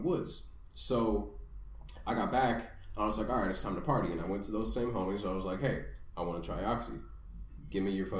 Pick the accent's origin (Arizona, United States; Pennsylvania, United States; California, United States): California, United States; Danville; now in Los Angeles, United States; I grew up in Danville